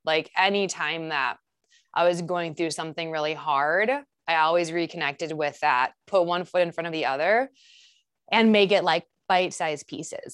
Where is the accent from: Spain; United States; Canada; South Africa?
United States; Saint Paul, Minnesota; I grew up in Saint Paul, um, and I come from a really tight-knit family